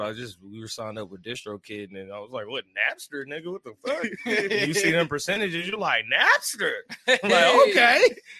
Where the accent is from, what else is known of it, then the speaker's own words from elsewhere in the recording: Missouri, United States; now in San Diego, United States; I ain't originally from here. I'm originally from Missouri. I moved around a lot. I touched down in Esco, been out in San Diego County.